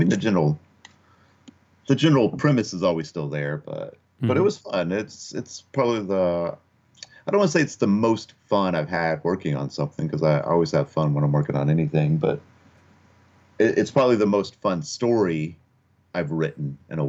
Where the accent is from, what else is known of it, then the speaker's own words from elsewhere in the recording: Kentucky, United States; also born or lived in Upper Peninsula, Michigan / Okinawa, Japan; now in Portland, United States; That's where I was born in Kentucky, and then sort of bounced around early on. My dad was Air Force, so it's like born in Kentucky, lived in Upper Peninsula, Michigan for a while, lived in Okinawa, Japan for a while, and then ended up back in Kentucky until I moved out to Portland, really.